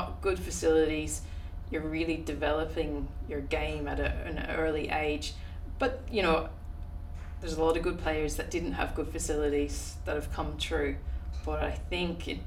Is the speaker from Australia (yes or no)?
yes; Adelaide, South Australia, Australia; moved away as an adult; now in Ireland; Adelaide. I was born in Adelaide, yeah, and lived there for about, I think it was 15 years, 16